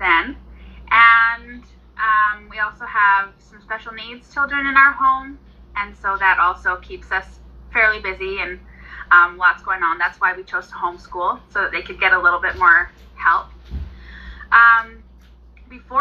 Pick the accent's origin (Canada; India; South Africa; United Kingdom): Canada; Southern Alberta; I am from Southern Alberta. I live in Medicine Hat